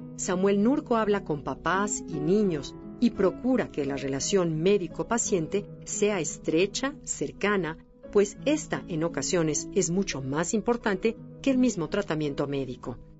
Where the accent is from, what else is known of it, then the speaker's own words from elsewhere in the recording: Mexico; como mexicanos